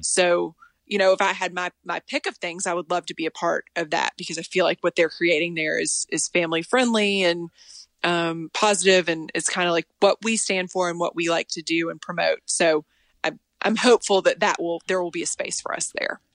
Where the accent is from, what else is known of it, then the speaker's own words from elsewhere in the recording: Tennessee, United States; moved away; also born or lived in Texas; And I lived in Texas and I was from Tennessee